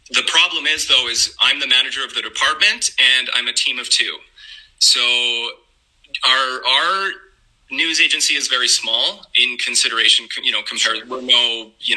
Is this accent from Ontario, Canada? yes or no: no; Calgary, Alberta, Canada; I'm from Calgary, Canada